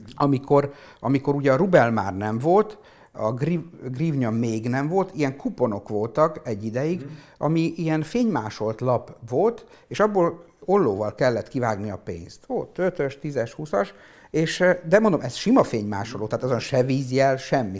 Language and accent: Hungarian; Péterfalva, Zakarpattia Oblast, Ukraine; also born or lived in Visk, Ukraine; mi olyan környezetben nőttünk fel Péterfalván, hogy minden működött.